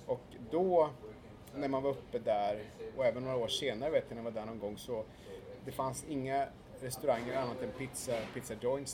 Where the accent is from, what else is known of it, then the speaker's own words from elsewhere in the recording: Sweden; now in New York, United States; som svensk